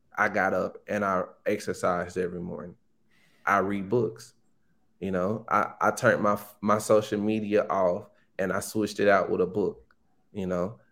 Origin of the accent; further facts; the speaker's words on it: Pine Bluff, Arkansas, United States; I'm from Pine Bluff. It's a small town in Arkansas